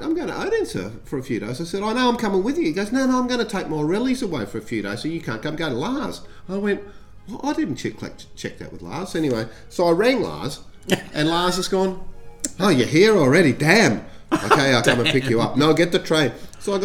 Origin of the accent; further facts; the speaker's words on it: Australia; I'm from Australia.